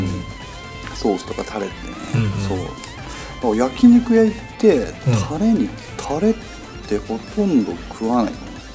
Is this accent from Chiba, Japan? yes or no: no; Yokohama, Kanagawa, Japan; 僕横浜出身じゃないですか。